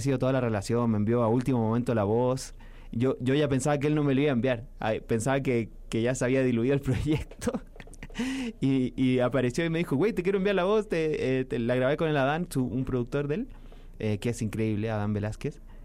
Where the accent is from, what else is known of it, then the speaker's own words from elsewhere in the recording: Chile; mi país